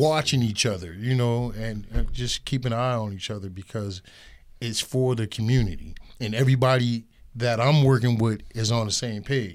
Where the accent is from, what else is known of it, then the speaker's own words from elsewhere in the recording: Erie, Pennsylvania, United States; I grew up in Erie all my life, forty-six years